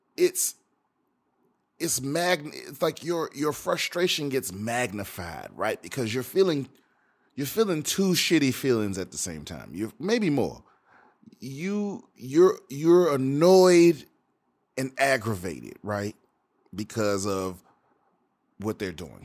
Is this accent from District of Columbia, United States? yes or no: yes; Washington, District of Columbia, United States; a band from my hometown, from Washington, D C, the D M V.